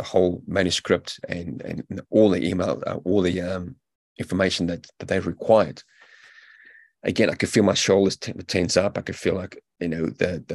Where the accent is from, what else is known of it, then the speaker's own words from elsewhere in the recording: South Africa; also born or lived in United Kingdom; now in New Zealand; I'm a South African-born British veteran now living in New Zealand